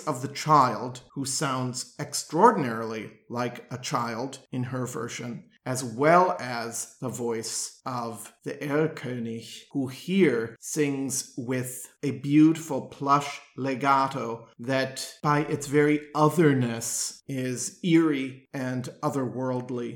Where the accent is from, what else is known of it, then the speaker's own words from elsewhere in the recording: Milwaukee, Wisconsin, United States; my hometown of Milwaukee